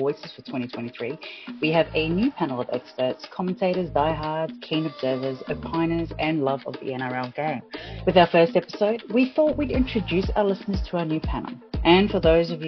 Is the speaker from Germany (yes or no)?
no; New Zealand; I was born in the land of the long white cloud